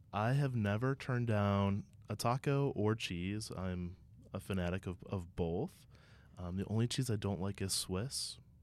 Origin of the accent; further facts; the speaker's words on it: Ohio, United States; as someone who's born and raised in Ohio